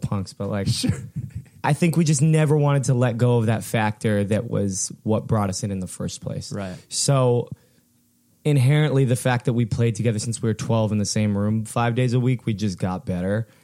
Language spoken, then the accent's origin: English; Fullerton, California, United States; we grew up in in in Fullerton